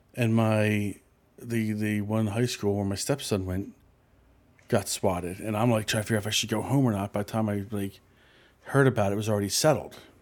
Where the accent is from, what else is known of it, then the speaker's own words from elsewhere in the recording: Philadelphia, Pennsylvania, United States; I grew up in Philadelphia